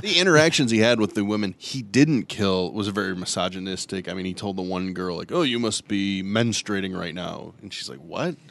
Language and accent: English; Ann Arbor, Michigan, United States; growing up in Ann Arbor